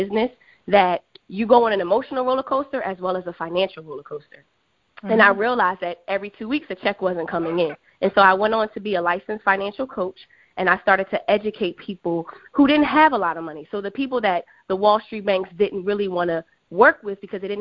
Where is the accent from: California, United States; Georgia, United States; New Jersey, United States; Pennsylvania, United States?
Pennsylvania, United States; Philadelphia; moved away as an adult; also born or lived in Washington, D.C. / New York City; I am originally from Philadelphia.